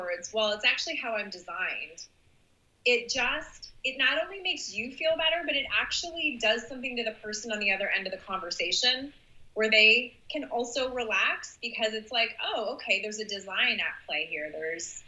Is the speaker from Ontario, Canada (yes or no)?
yes; just outside of Toronto, Ontario, Canada; accent: Canadian; I'm from just outside of Toronto